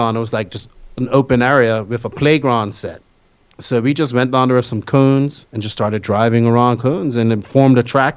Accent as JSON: {"language": "English", "country": "Bermuda", "moved": "yes", "lives_now": "Dominican Republic", "said": "I'm from Bermuda originally"}